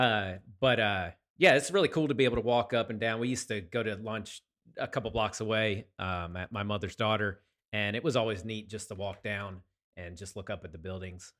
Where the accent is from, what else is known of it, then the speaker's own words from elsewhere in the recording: Chester County, Pennsylvania, United States; moved away as an adult; also born or lived in Hot Springs, Arkansas / Cape Girardeau, Missouri / Savannah, Georgia / LaGrange, Georgia; now in Clarksburg, United States; I was born in Pennsylvania, uh, in, uh, Chester County Community Hospital